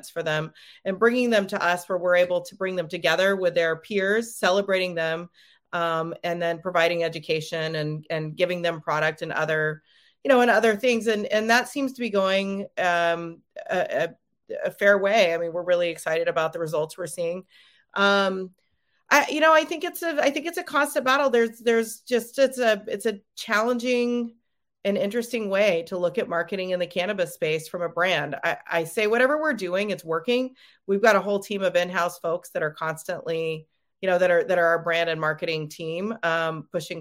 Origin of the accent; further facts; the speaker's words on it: Oregon, United States; I'm from Oregon